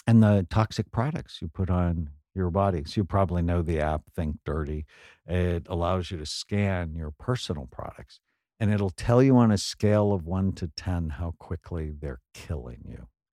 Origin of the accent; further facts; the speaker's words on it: San Fernando Valley, California, United States; I grew up in the San Fernando Valley